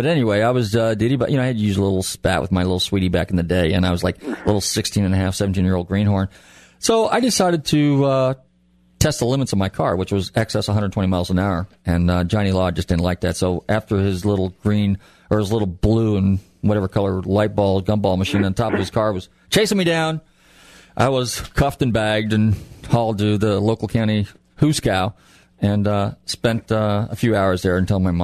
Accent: California, United States; now in Florida, United States; I'm originally from California.

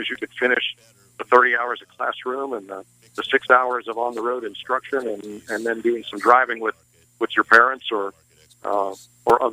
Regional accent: New England, Connecticut, United States; I grew up in New England

